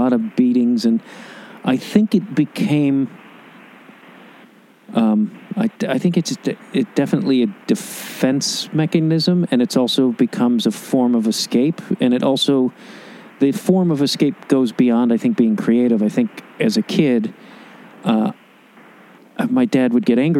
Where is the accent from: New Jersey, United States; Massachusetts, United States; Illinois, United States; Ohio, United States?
Illinois, United States; Chicago; moved away as an adult; also born or lived in New York; now in Los Angeles, United States; my hometown